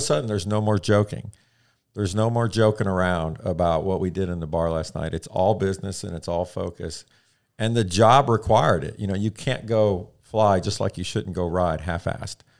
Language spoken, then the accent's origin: English; the Midwest near St. Louis, Missouri, United States; grew up in the Midwest near uh, St. Louis, uh, small town farm country kind of thing